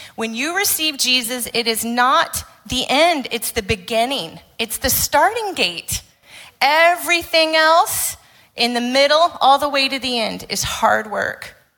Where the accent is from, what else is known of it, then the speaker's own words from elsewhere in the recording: Arizona, United States; moved away; I grew up in Arizona, uh, in the United States